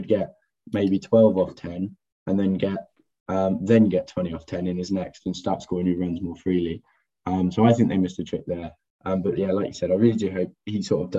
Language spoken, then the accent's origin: English; England, United Kingdom; As an Englishman